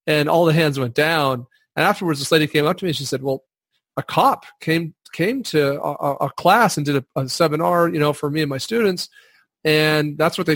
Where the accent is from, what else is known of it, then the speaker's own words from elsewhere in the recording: Wyoming, United States; my home state of Wyoming